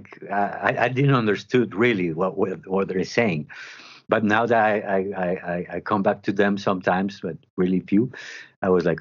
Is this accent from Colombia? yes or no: yes; Medellin, Antioquia, Colombia; English is a second language; I grew up in Medellin